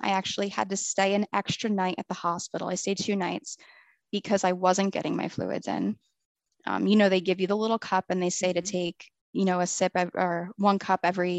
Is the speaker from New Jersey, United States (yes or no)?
yes; New Jersey, United States; moved away as an adult; now in Florida, United States; I'm from New Jersey, born and raised